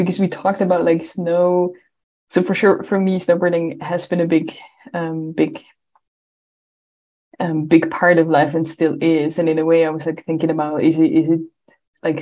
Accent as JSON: {"language": "English", "region": "Swiss Alps", "country": "Switzerland", "tie": "born or raised there", "said": "I grew up in the Swiss Alps"}